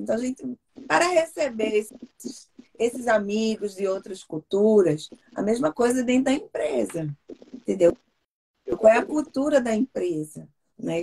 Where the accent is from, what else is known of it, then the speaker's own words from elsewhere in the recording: Recife, Pernambuco, Brazil; now in Seattle, United States; eu sou de Recife, de Pernambuco